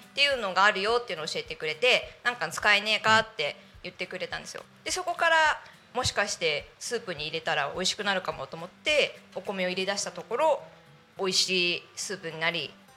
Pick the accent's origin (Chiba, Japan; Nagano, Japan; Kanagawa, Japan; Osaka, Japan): Chiba, Japan; Tako; 私が多古町出身で多古町生まれ